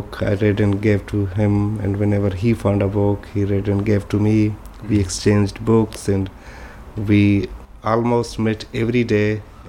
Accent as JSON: {"language": "English", "region": "Balochistan", "country": "Pakistan", "also_born_or_lived": "Muscat, Oman", "moved": "as an adult", "lives_now": "Sweden", "said": "I'm from Balochistan, part of Pakistan."}